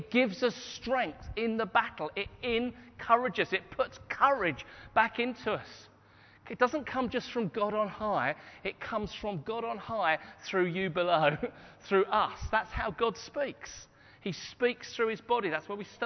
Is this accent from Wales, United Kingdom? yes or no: no; Hastings, South East England, United Kingdom; My hometown is Hastings, and Anne and I grew up in Hastings